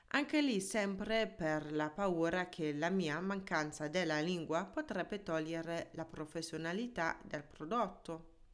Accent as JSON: {"language": "Italian", "country": "Germany", "tie": "born or raised there", "also_born_or_lived": "Ticino, Switzerland / Milan, Italy", "first_language": "German", "second_language": "Italian", "moved": "as an adult", "lives_now": "Italy", "said": "La mia lingua madre è tedesca, sono nata e cresciuta in Germania e in Italia sono per l'amore."}